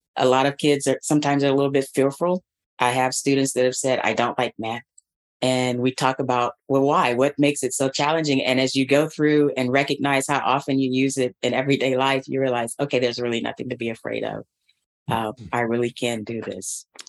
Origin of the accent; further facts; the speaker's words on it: Atlanta, Georgia, United States; moved away as an adult; Atlanta Public Schools, which is the district where I grew up and received my public education.